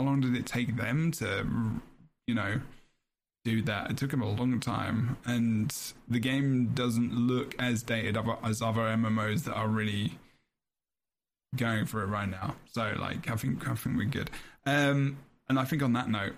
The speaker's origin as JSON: {"language": "English", "region": "London", "country": "United Kingdom", "accent": "cockney", "said": "I'm very silent T because I'm from London."}